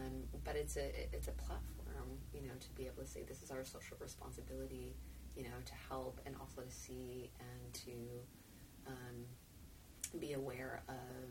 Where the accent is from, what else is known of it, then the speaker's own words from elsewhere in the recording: United States; as an American